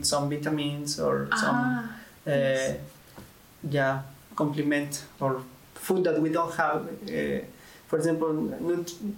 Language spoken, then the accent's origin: English; Tlaxcala, Mexico; moved away as an adult; also born or lived in Egypt / Lebanon; I'm from Mexico, in a small city that is Pisaco in Tlaxcala